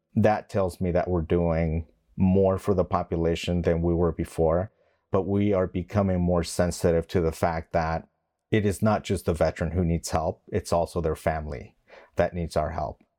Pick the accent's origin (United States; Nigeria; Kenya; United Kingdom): United States; West Texas; moved away as an adult; also born or lived in Mexico / Long Beach, California; I was young when my parents moved to West Texas before I joined the Marine Corps.